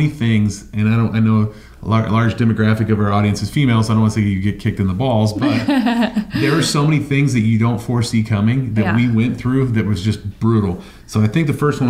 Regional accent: Ohio, United States; I'm from Ohio

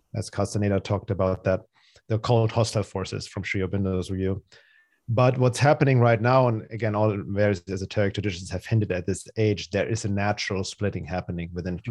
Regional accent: Munich, Bavaria, Germany; English is a second language; moved away; also born or lived in Los Angeles, California; I'm originally from Germany. That's where I grew up in Munich, Germany.

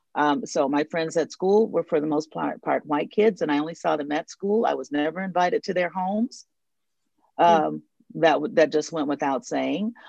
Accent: the North, United States; moved away as an adult; now in the South, United States; I'm I'm living in the South. Um, I I grew up in the North. I'm a Northern woman

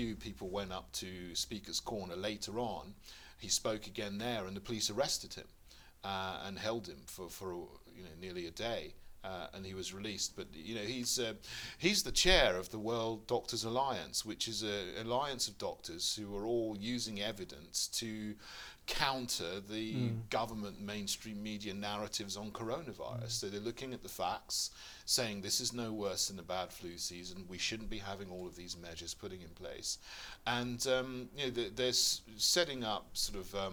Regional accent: a village near Bognor Regis, West Sussex, South East England, United Kingdom; moved away as an adult; also born or lived in St Andrews; now in London, United Kingdom; I'm from West Sussex. So I'm from a village near Bognor Regis. That's where I grew up

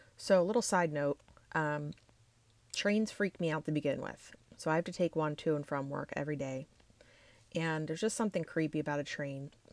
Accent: Pennsylvania, United States; I am from Pennsylvania

